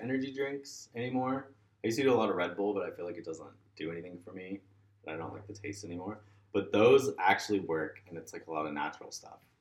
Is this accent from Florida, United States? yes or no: yes; Orlando, Florida, United States; moved away as an adult; also born or lived in Minneapolis / Gainesville; now in Atlanta, United States; I loved growing up there